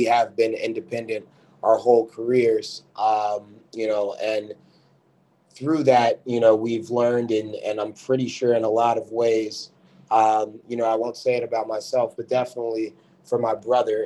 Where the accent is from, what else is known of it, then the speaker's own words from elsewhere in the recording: Chicago, Illinois, United States; I'm from Chicago, Illinois. I hail from the south side of the city.